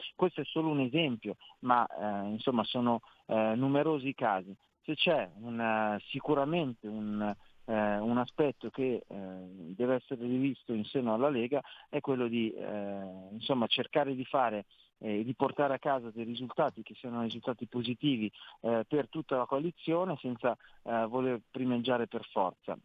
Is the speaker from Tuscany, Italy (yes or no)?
no; Milan, Lombardy, Italy; sono milanese